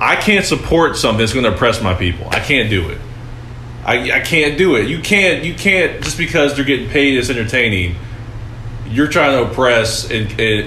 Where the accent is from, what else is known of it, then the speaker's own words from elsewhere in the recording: Ohio, United States; I'm from Ohio.